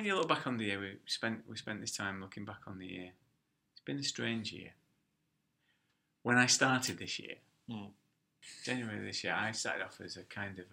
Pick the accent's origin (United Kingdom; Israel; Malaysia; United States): United Kingdom; Bolton, North West England; Well, I come from Bolton.